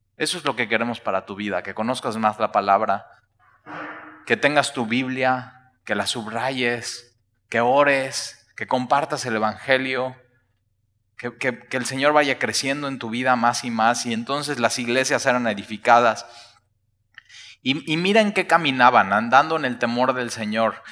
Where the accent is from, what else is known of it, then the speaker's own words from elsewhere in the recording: Mexico; nosotros como mexicanos